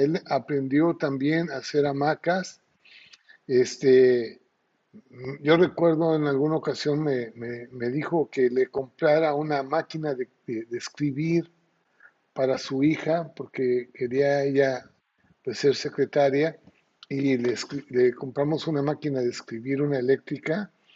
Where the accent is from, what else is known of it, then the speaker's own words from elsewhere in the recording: Mexico; now in Ciudad del Carmen, Mexico; nuestra cultura mexicana o como mexicanos